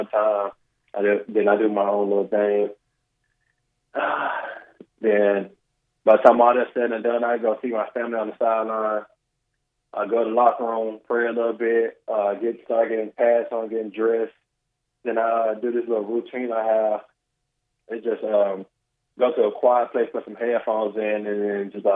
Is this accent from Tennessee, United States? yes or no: yes; Memphis, Tennessee, United States; moved away as an adult; also born or lived in Conway, Arkansas; now in San Francisco, United States; I grew up in Memphis, Tennessee.